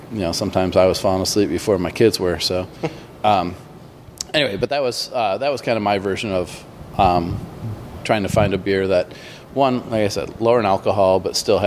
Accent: Grand Rapids, Michigan, United States; I grew up in Grand Rapids, Michigan

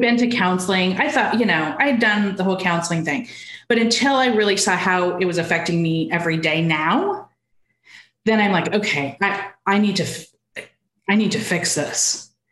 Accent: Arizona, United States; also born or lived in Seattle / Texas; now in Austin, United States; I'm from Arizona.

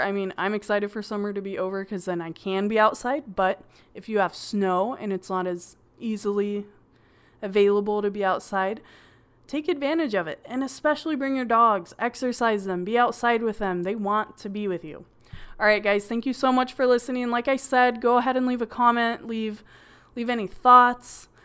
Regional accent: California, United States; I'm from California and there's a lot of beaches

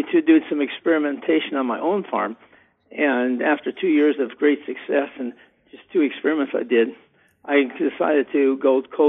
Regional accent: Big Sandy, Montana, United States; the small town that I grew up near Big Sandy, which is 1,000 people when I graduated from high school in 66

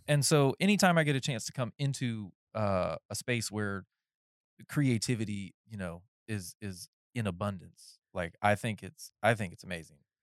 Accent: North Carolina, United States; moved away; I was raised in North Carolina in the woods

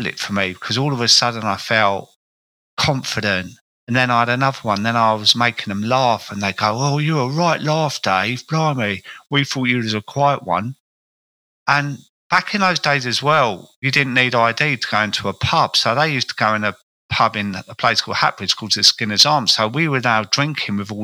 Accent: Croydon, London, United Kingdom; accent: South London; I grew up in a place called Croydon, which is, you can tell by my accent, I was a South London character.

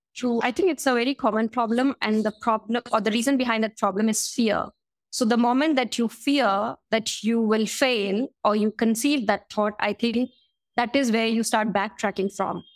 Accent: Indore, Madhya Pradesh, India; moved away as an adult; also born or lived in South Africa; my hometown, which is Indore

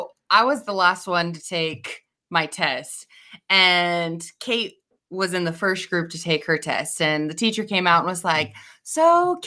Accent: Idaho, United States; also born or lived in Nebraska; So I feel like I did most of my growing up in Idaho, though, so I say I'm from Idaho because I moved here at a fairly young age

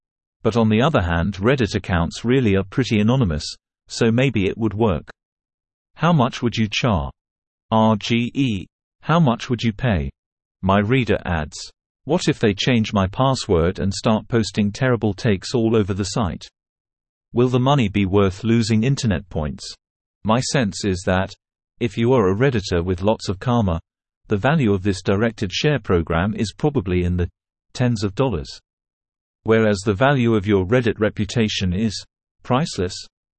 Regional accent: Canada

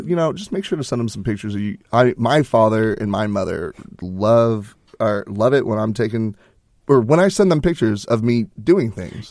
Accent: Houston, Texas, United States; moved away as an adult; I'm from Houston

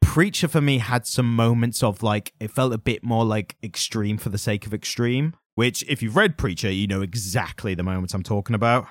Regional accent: United Kingdom; As a British person

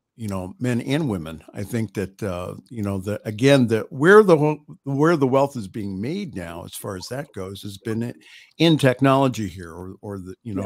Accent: Ohio, United States; I'm from Ohio

